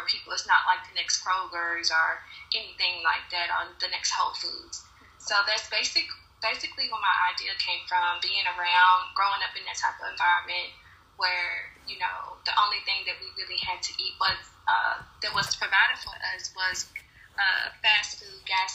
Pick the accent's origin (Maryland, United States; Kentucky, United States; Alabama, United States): Kentucky, United States; Louisville; I grew up in Newburgh. So in a Black community, low income